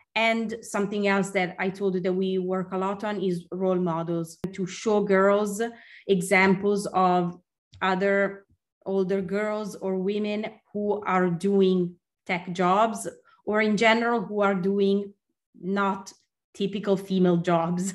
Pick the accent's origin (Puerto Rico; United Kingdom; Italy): Italy; Milan, Lombardy; moved away as an adult; also born or lived in Stockholm, Sweden; when I moved back to my hometown in Milan